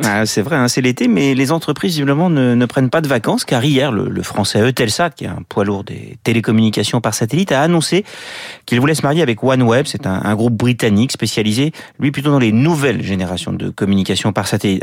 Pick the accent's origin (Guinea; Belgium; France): France; en tant que Français et corbien